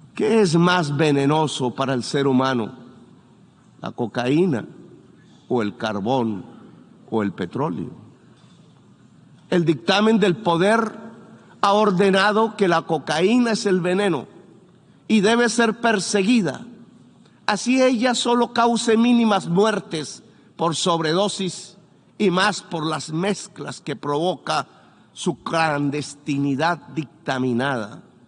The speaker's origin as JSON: {"language": "Spanish", "country": "Colombia"}